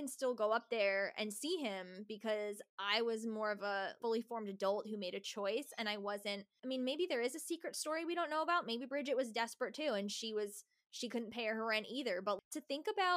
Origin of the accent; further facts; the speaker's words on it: New Jersey, United States; I grew up in New Jersey, so I lived right outside of New York City